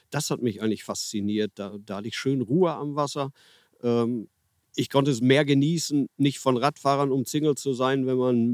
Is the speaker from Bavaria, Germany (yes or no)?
no; Herne, North Rhine-Westphalia, Germany; Also ursprünglich komme ich aus Herne und habe dort auch ganz viel die Kanäle meiner Umgebung beangelt.